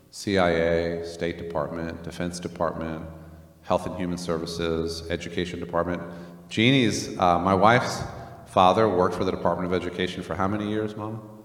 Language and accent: English; Northern Virginia, United States; also born or lived in Germany; we were then raised in Northern Virginia.